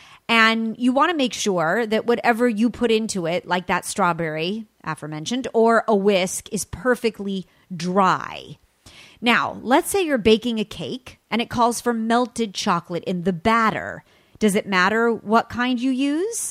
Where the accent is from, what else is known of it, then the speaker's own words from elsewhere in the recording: California, United States; from California, my home state